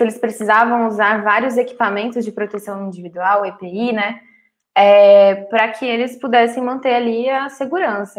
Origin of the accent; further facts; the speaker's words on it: Cuiabá, Mato Grosso, Brazil; Eu nasci em Cuiabá, Mato Grosso